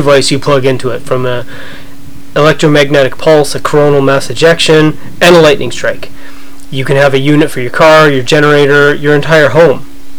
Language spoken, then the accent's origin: English; Canada; we are Canadian